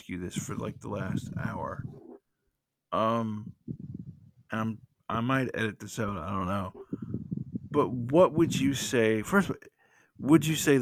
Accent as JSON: {"language": "English", "region": "the South", "country": "United States", "said": "I'm from the South"}